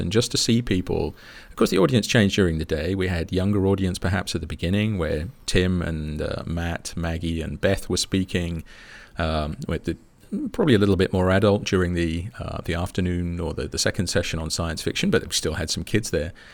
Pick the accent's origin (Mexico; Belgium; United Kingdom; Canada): United Kingdom; as a Brit